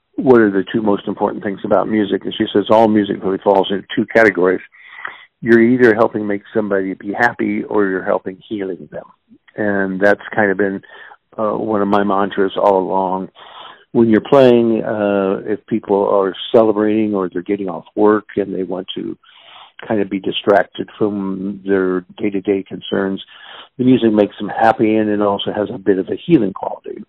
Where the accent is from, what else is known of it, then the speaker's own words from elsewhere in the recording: Kansas City, Missouri, United States; I was born and raised in Kansas City. I'm a, a native Kansas Cityan and uh, grew up basically in the Brookside neighborhood.